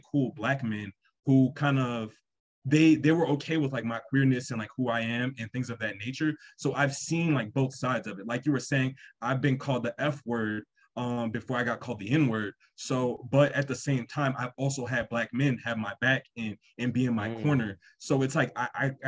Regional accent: New Orleans, Louisiana, United States; I grew up in New Orleans, Louisiana.

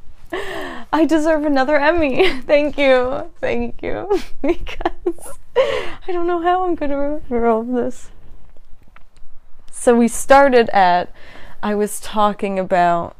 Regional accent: United States; growing up in America

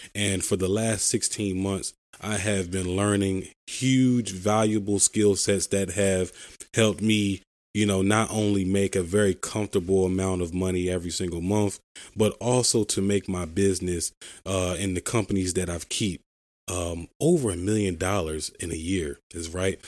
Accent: Philadelphia, Pennsylvania, United States; I'm from Philadelphia, Pennsylvania, the city of brotherly love

